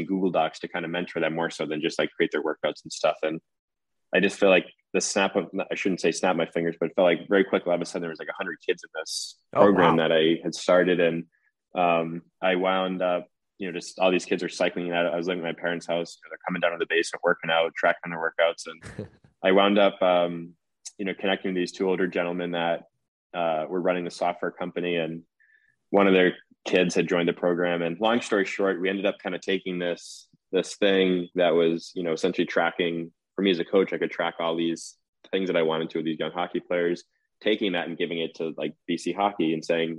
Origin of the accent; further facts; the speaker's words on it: Boston, Massachusetts, United States; I grew up in the Boston area.